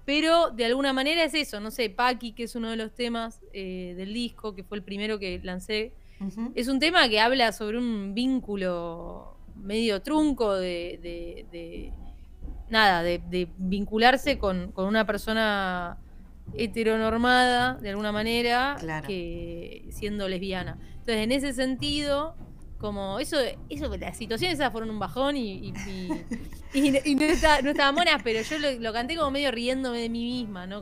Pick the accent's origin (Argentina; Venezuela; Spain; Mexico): Argentina; La Plata, Buenos Aires Province; Yo soy de La Plata.